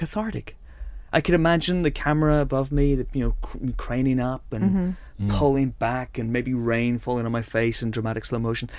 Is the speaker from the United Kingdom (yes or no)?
yes; Northern Ireland, United Kingdom; you and I grew up in Northern Ireland